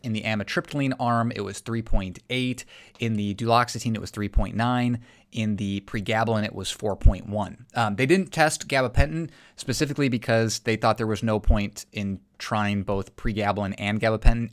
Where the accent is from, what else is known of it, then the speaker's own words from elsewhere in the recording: South Dakota, United States; I'm from South Dakota.